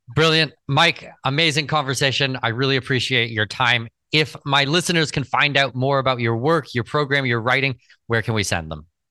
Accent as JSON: {"language": "English", "country": "Canada", "said": "I'm Canadian citizen"}